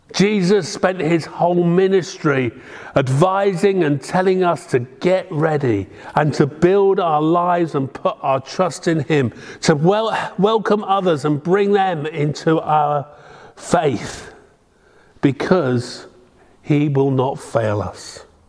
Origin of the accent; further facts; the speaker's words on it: Devon, South West England, United Kingdom; moved away; I'm very proud to come from Devon, the Promised Land